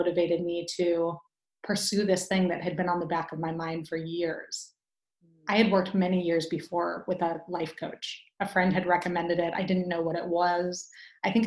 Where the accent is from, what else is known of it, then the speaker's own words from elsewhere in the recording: Midwest, United States; moved away as an adult; now in Bay Area, United States; I'm originally from the Midwest, and I made my way out here, I think about 15 years ago